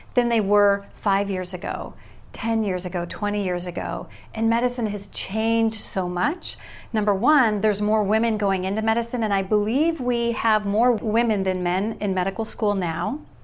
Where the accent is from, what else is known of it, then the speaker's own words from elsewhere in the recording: California, United States; moved away as an adult; also born or lived in Omaha, Nebraska; now in Salem, United States; I was born and raised in California